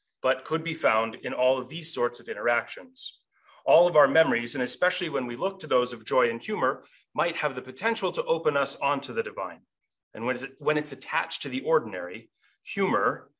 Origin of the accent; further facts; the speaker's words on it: Montana, United States; moved away; I grew up on a farm in the middle of Montana.